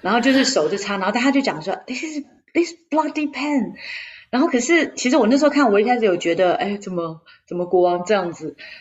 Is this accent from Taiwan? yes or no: yes; Taiwan; moved away as an adult; also born or lived in United Kingdom; now in London, United Kingdom; 我是从台湾来的